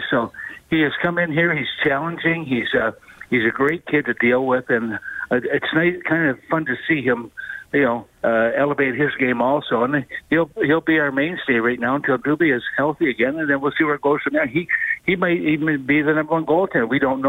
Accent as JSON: {"language": "English", "town": "Fort Erie", "region": "Ontario", "country": "Canada", "said": "Hey, where I'm from, I'm from Southern Ontario. It's 100 miles south of where I am right now, so it's a little bit warmer there. But lots of snow right across from Buffalo, New York, right in Fort Erie, Ontario."}